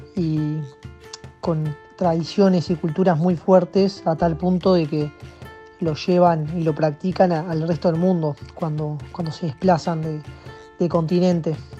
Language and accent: Spanish; Paraguay; soy paraguaya